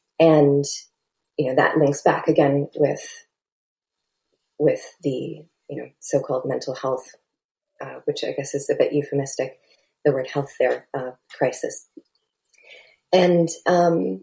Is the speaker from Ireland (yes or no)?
no; Canada; I'm a Canadian